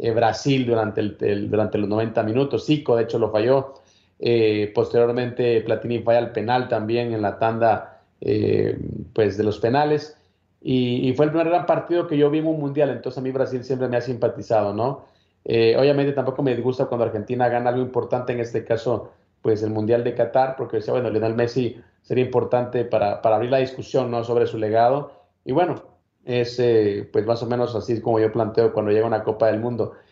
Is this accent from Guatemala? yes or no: yes; Guatemala; yo soy de Guatemala